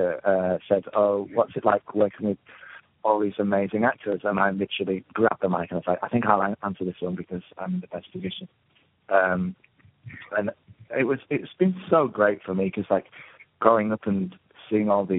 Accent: the north of England, United Kingdom; moved away; I came from the North

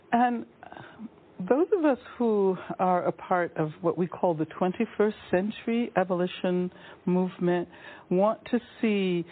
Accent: Birmingham, Alabama, United States; when I was young, growing up in Birmingham, Alabama

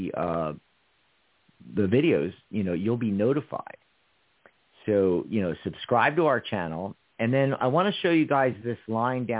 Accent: Philadelphia, Pennsylvania, United States; moved away as an adult; now in Tucson, United States; around Philadelphia, where I grew up

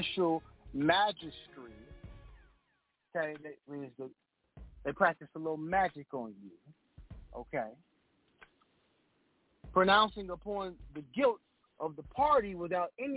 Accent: United States; I was born in America. I'm an American.

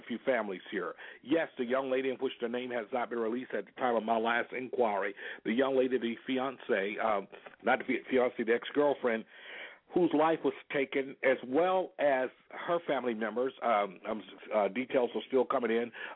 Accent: Selma, Alabama, United States; now in Florida, United States; I was born and raised there in Selma, Alabama

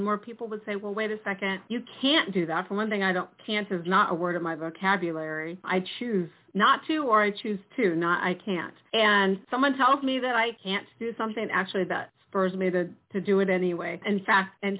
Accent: California, United States; moved away as an adult; also born or lived in Cleveland, Ohio; I was born in California

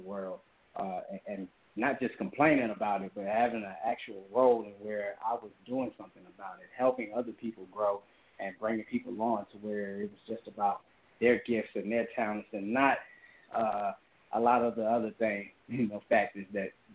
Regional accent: Hampton, Virginia, United States; born and raised in Hampton, Virginia

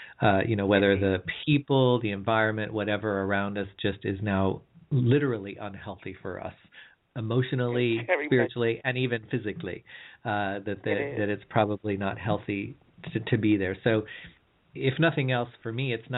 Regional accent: California, United States; I'm from California

